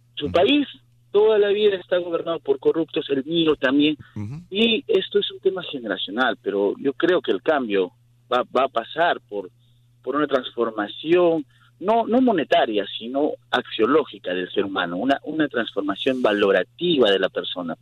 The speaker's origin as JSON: {"language": "Spanish", "country": "Peru", "moved": "yes", "said": "yo soy de Sudamérica, yo soy de Perú"}